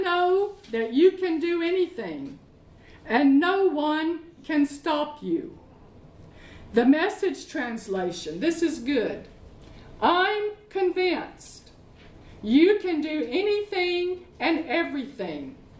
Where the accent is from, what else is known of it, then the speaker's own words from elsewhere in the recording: Arkansas, United States; moved away as an adult; now in London, United Kingdom; I'm from Arkansas